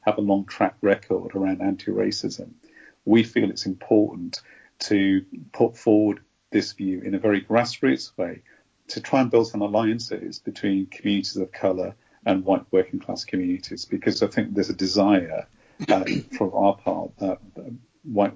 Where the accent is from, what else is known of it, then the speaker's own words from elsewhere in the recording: Birmingham, West Midlands, United Kingdom; my lived experiences of growing up in Birmingham